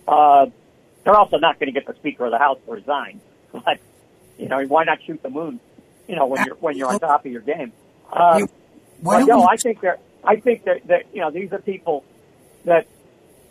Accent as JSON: {"language": "English", "region": "central Massachusetts", "country": "United States", "tie": "born or raised there", "said": "growing up in, you know, central Massachusetts."}